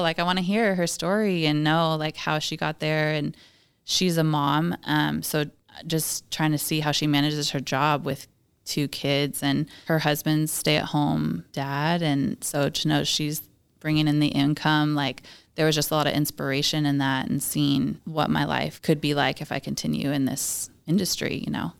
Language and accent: English; Washington, United States; I'm pretty much born and raised in Washington